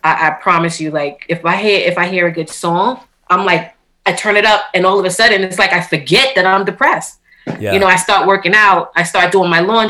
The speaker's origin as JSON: {"language": "English", "town": "New York City", "region": "New York", "country": "United States", "tie": "born or raised there", "moved": "as an adult", "lives_now": "Long Island, United States", "said": "I'm born and raised in Queens, but I actually recently moved to Long Island, so I'm in Long Island now."}